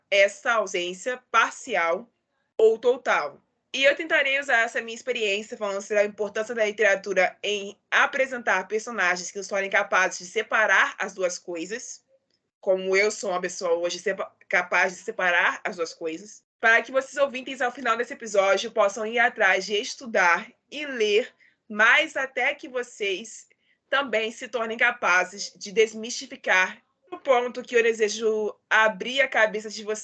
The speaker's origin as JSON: {"language": "Portuguese", "region": "Rio de Janeiro", "country": "Brazil", "said": "Eu sou do Rio de Janeiro e apresento esse podcast literário há dois anos."}